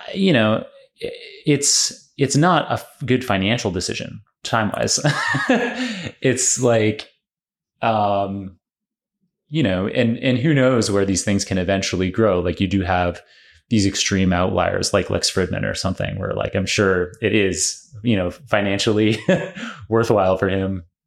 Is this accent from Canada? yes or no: yes; Canada; also born or lived in Oxford; now in New York, United States; I'm Canadian originally